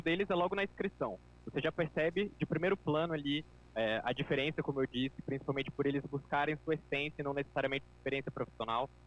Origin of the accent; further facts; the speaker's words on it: João Pessoa, Paraíba, Brazil; eu sou aqui de João Pessoa, na Paraíba